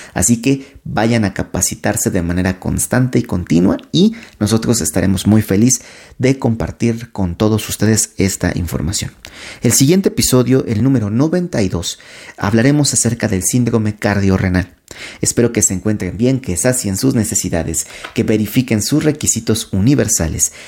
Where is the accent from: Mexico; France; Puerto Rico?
Mexico; de toda esta cultura que hemos creado nosotros también como, como mexicanos